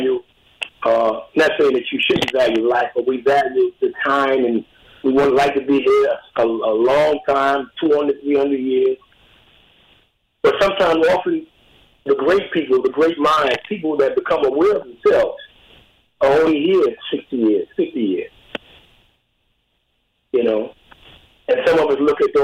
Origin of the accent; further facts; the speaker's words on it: Albany, New York, United States; I grew up in Albany, New York, early on